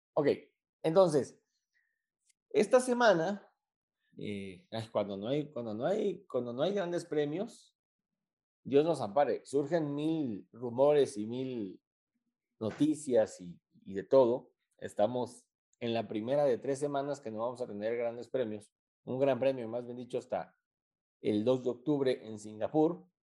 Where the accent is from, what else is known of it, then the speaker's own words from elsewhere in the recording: Mexico; como mexicano